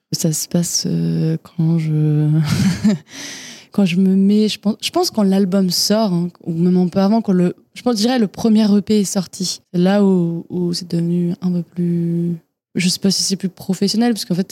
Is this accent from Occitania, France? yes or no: no; Fontenay-aux-Roses, Île-de-France, France; je suis née à Paris, enfin à côté de Paris plutôt, Fontenay-aux-Roses, euh, banlieue parisienne j'ai grandi